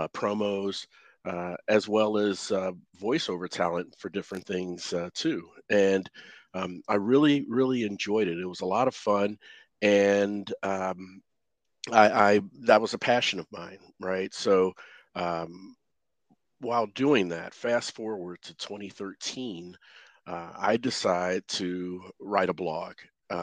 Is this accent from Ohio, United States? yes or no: yes; Cincinnati, Ohio, United States; moved away as an adult; the town I came from, I live in North Texas now, but I came from Cincinnati, Ohio, about 7 years ago.